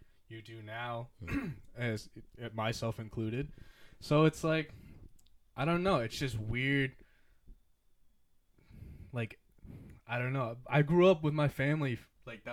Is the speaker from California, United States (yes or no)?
no; Leicester, Massachusetts, United States; first language English; also born or lived in Worcester, Massachusetts; I'm an Asian American. I grew up in Worcester. I mean, most of my life was in Worcester, but I mean, I also grew up in Leicester as well